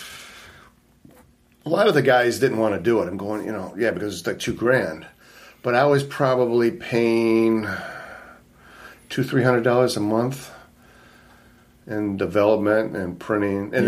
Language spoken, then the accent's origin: English; Livonia, Michigan, United States; also born or lived in Highland Park, Michigan / Taylor, Michigan / Redford, Michigan; I grew up in Livonia. That's where he finally settled down. 13 years in Livonia, went to Bentley